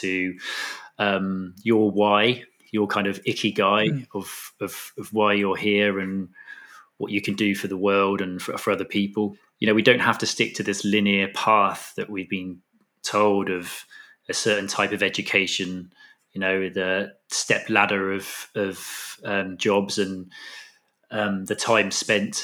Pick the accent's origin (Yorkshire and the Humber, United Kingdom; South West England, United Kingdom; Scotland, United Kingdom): South West England, United Kingdom; Totnes; moved away as an adult; also born or lived in Australia; as a child to spend my time growing up in Dartmoor, down in Devon.